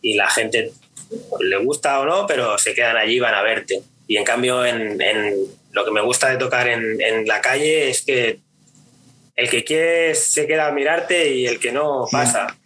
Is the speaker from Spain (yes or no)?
yes; Pineda de Mar, Catalonia, Spain; also born or lived in Barcelona; yo vivo, siempre he vivido por, por la zona de Maresma, que es un Pineda de Mar, un pueblito pequeño